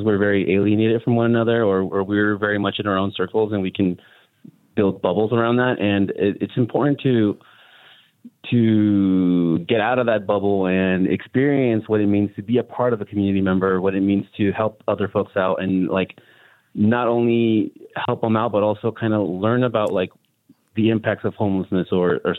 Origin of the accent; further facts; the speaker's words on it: Las Vegas, Nevada, United States; also born or lived in California; I moved here when I was like two or three. So where I'm going with that is basically I am Vegas kid